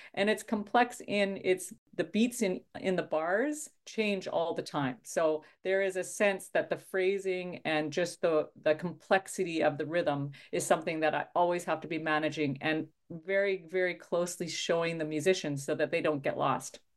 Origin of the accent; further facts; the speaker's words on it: Saskatchewan, Canada; I grew up in Midwest Canada in a province called Saskatchewan. And I grew up in a small town